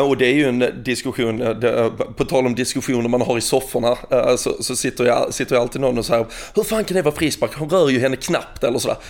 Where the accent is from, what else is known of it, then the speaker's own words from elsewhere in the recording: Sweden; som svensk